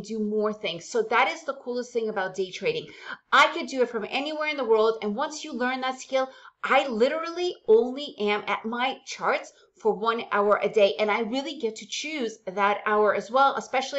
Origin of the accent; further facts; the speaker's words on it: United States; first language Russian; English is a second language; moved away as an adult; also born or lived in Soviet Union; now in Central America; because we moved to the United States when I was around 6 years old, English is my main language